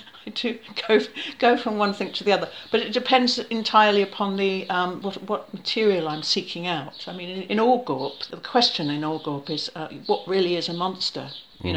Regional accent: Australia; also born or lived in New Zealand / London / Africa; I've lived in London, but I've lived in Africa and I've lived in other places, and I was born in New Zealand and I was brought up in Australia and I travel a lot.

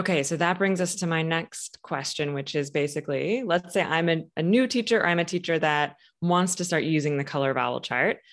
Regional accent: Michigan, United States; now in Boston, United States; I'm from Michigan, but have lived in Boston for quite some time now.

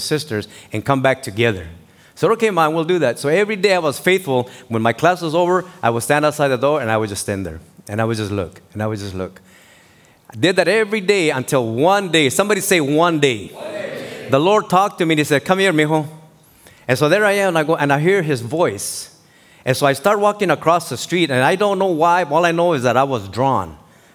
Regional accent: Tijuana, Baja California, Mexico; moved away; I grew up was born in Mexico, in Tijuana, Baja California, and I was born in the Colonia Independencia.

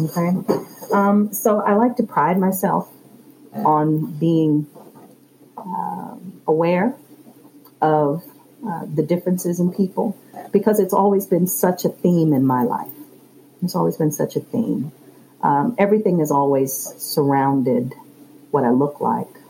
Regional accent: Chesterfield County, Virginia, United States; I was born and raised in Chesterfield. I still live in Chesterfield

